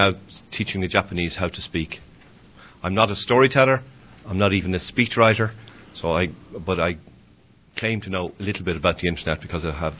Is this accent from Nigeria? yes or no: no; Ireland; I'm from Ireland.